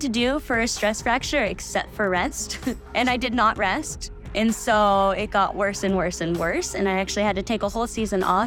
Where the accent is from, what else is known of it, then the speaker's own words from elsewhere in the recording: Sacramento, California, United States; now in Truckee, United States; growing up in Sacramento, like, I grew up on a dead-end street where we all played sports